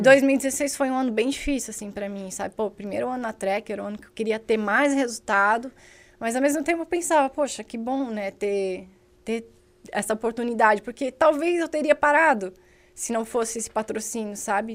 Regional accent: Indaial, Santa Catarina, Brazil; eu sou de Indaial

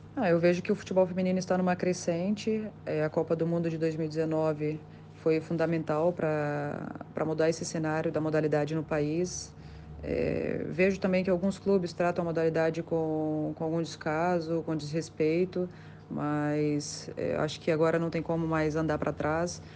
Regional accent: Vitória, Espírito Santo, Brazil; moved away as an adult; also born or lived in Itaguaçu, Espírito Santo / Santa Catarina / United States; eu nasci no interior do estado, nasci em Itaguaçu. É, mudei para Vitória aos 9 anos de idade para morar na casa dos meus avós é, e buscar melhores oportunidades no esporte. Fiquei em Vitória até os 20 anos

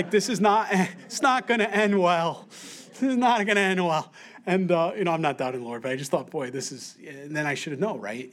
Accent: Rochester, New York, United States; moved away; I'm from Rochester, New York originally

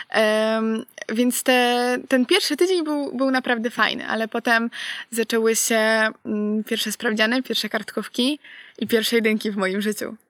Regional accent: Poland; moved away as an adult; now in Poznań, Poland; Ja pochodzę z Borów Tucholskich

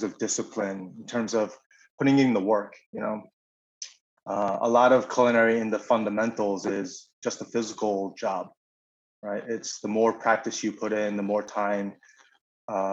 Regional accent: Syosset, New York, United States; I grew up in Long Island in a small town called Syosset.

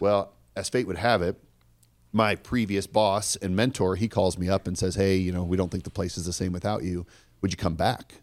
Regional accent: Omaha, Nebraska, United States; I grew up here in Omaha, Nebraska

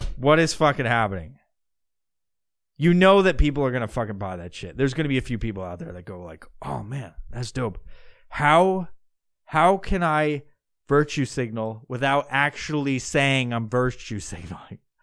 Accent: New York, United States; moved away; I'm originally from New York

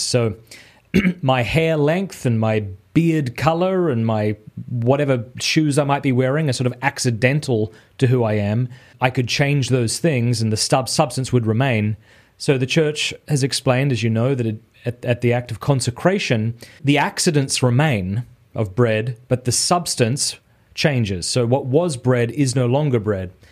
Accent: Australia; moved away as an adult; now in Steubenville, United States; I am an Australian who lives in Steubenville, Ohio.

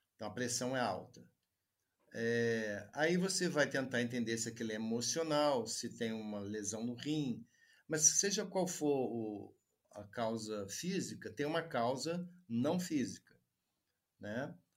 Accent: Juiz de Fora, Minas Gerais, Brazil; Eu fiz graduação em medicina aqui em Juiz de Fora, onde eu vivo, né? atualmente, onde eu nasci também

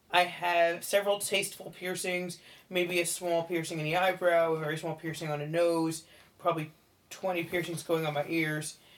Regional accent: New York City, New York, United States; Um, I was raised in New York City and just very much a material girl.

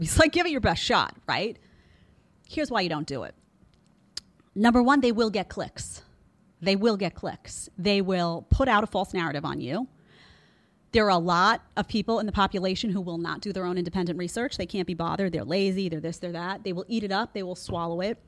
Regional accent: New York City, New York, United States; I grew up in Brooklyn around a lot of former mobsters

